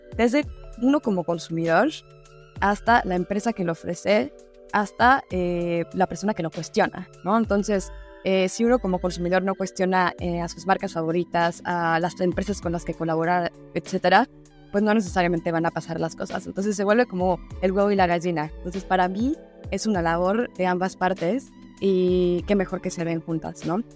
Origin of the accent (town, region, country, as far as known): Mexico